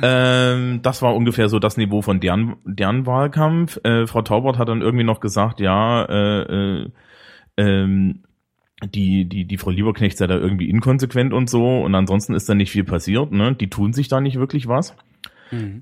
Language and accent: German; Eisenach, Thuringia, Germany; moved away; aus meiner alten Heimat Eisenach